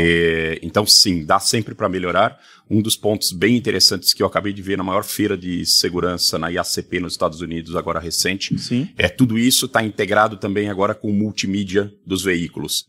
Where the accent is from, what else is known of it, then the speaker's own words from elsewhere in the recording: South Region, Brazil; a região sul, de onde eu sou